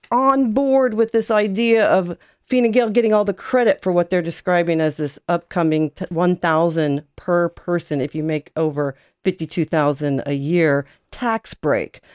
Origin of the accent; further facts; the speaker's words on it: United States; now in Ireland; as an American